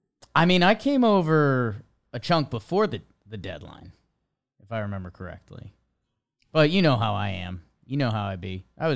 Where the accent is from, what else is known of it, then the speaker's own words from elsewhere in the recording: Ohio, United States; I grew up in Ohio.